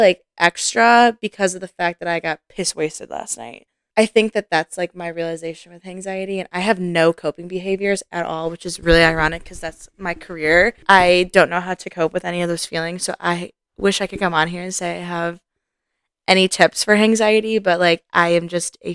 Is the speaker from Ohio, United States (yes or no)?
yes; Cleveland, Ohio, United States; now in Columbus, United States; I'm not even from Columbus, I'm from Cleveland